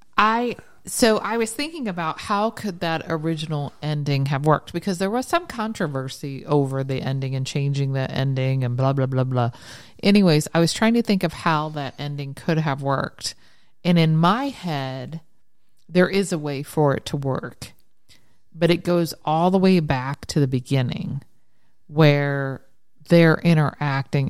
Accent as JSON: {"language": "English", "town": "Ironton", "region": "Ohio", "country": "United States", "tie": "born or raised there", "moved": "yes", "said": "Ironton's my hometown."}